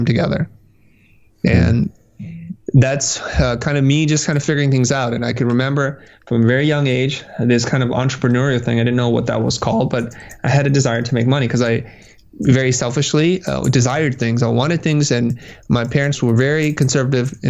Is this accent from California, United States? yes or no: yes; San Jose, California, United States; also born or lived in Vietnam / Kansas City, Missouri; I grew up in the Valley, Silicon Valley